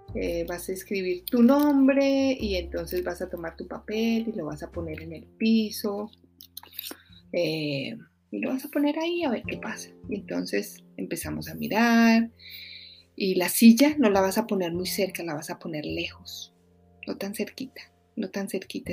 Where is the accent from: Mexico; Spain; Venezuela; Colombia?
Colombia; Bogotá; moved away; soy de Bogotá